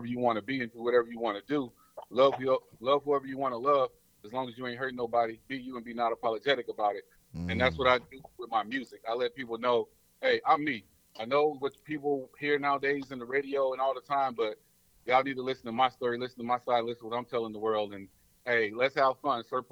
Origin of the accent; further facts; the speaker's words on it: Hattiesburg, Mississippi, United States; moved away as an adult; also born or lived in New Orleans, Louisiana; now in California, United States; I'm originally from Hattiesburg, Mississippi